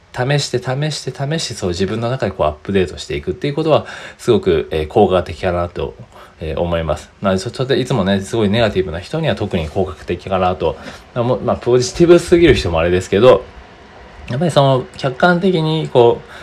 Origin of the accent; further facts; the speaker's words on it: Japan; 僕ら日本人は